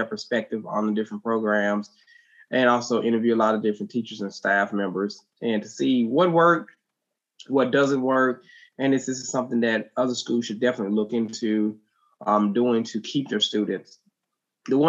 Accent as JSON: {"language": "English", "town": "West Memphis", "region": "Arkansas", "country": "United States", "tie": "born or raised there", "also_born_or_lived": "Texas", "moved": "as an adult", "said": "I grew up in West Memphis, Arkansas, is where I'm actually from"}